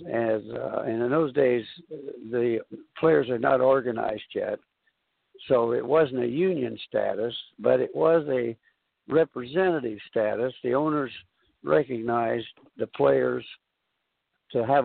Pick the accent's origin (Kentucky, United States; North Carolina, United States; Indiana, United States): Indiana, United States; Anderson; also born or lived in Brooklyn; I'm coming from Indiana, as usual, my home state, my hometown of Anderson